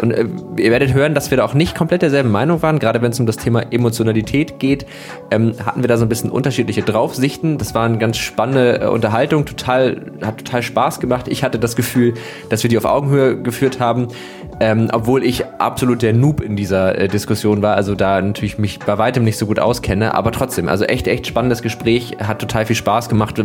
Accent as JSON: {"language": "German", "region": "Northern Germany", "country": "Germany", "tie": "born or raised there", "said": "ich bin Norddeutscher schon mein ganzes Leben lang"}